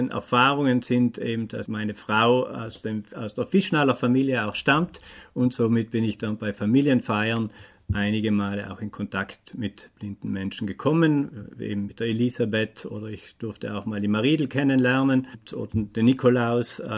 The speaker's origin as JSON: {"language": "German", "town": "Bolzano", "region": "Trentino-Alto Adige", "country": "Italy", "said": "ich komme aus Bozen, bin jetzt 47 Jahre alt"}